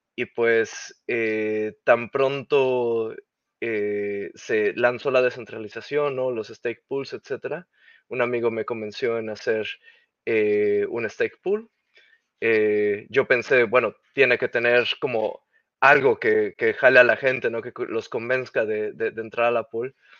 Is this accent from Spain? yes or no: no; Mexico; first language Spanish; moved away as an adult; now in Netherlands; soy originario de México